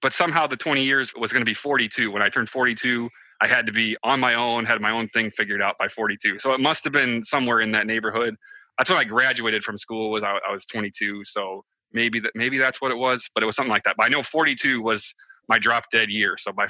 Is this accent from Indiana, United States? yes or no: no; Michigan, United States; I'm from Southwest Michigan. I know Mindy's been there. It's a pretty awesome place right by the Lake Michigan, you know.